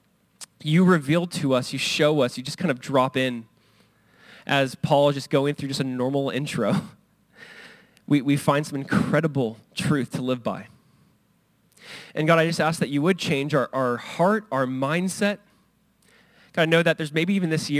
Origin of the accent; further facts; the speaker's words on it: Southern California, United States; I grew up in Southern California. We went to Disneyland and it's like 20 minutes away.